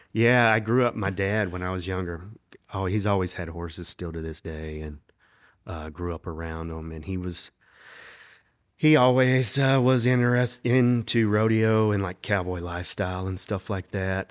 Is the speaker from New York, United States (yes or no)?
no; Winston-Salem, North Carolina, United States; also born or lived in Raleigh; Not originally. I was actually born in Winston-Salem